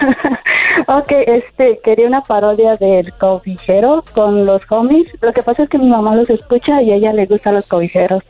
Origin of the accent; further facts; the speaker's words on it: Tuxtepec, Oaxaca, Mexico; now in Savannah, United States; nací en Tuxtepec, Oaxaca